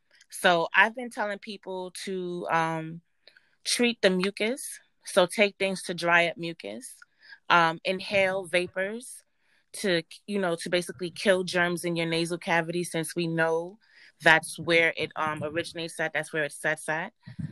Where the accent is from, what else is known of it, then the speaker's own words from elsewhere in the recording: Jamaica; born there; My background is Caribbean. I was born in Jamaica. I was raised up here, but we went back and forth to Jamaica to visit our grandparents.